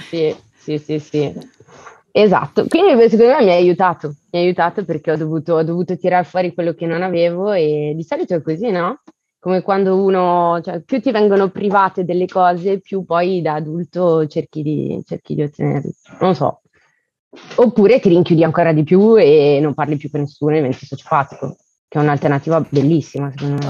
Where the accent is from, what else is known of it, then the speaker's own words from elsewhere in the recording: Elba, Tuscany, Italy; also born or lived in Bergamo / Venice; now in Paris, France; sono nata a Bergamo, cresciuta all'Isola d'Elba e vivo a Parigi